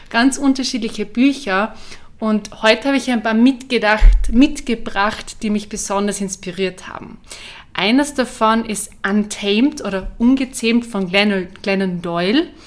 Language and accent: German; Carinthia, Austria; accent: Carinthian; now in Vienna, Austria; Ich bin ursprünglich aus Kärnten, wie man es vielleicht hört, ähm, an meinem Dialekt. Ich wohne aber in Wien